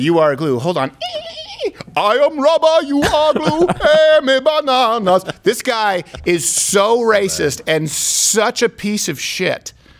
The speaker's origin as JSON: {"language": "English", "country": "Canada", "said": "as a Canadian"}